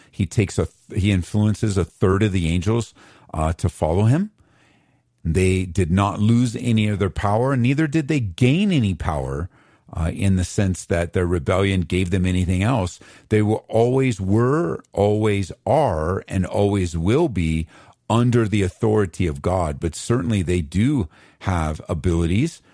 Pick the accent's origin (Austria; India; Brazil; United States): United States; Southern California; moved away as an adult; now in Aurora, United States; I grew up in Southern Cal